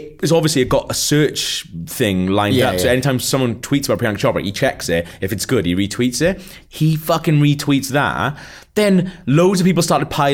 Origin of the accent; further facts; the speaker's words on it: Wales, United Kingdom; I'm from Wales